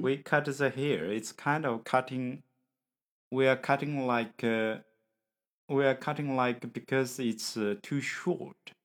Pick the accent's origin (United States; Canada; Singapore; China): China; English is a second language; from China